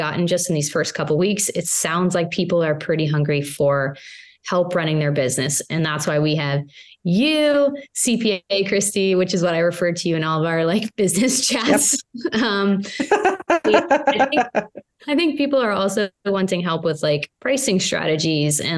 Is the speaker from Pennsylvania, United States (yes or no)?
yes; Pittsburgh, Pennsylvania, United States; I'm from Pittsburgh. I'm a Pittsburgh girl